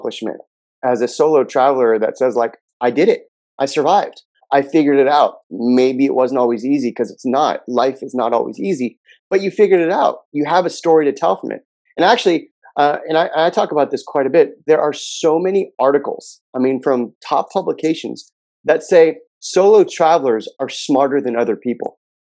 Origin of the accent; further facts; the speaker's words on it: Los Angeles, California, United States; I grew up in Southern California in a town called Pacific Palisades